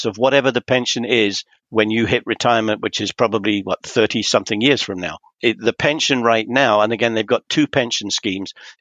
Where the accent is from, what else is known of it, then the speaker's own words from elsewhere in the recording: Bournemouth, South West England, United Kingdom; moved away as an adult; also born or lived in London; now in Canada; I was born in London, but my youth years were spent in Bournemouth down on the south coast